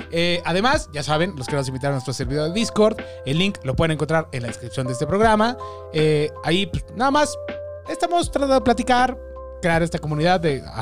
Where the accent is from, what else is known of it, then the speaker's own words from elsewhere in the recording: Mexico; al menos siendo mexicano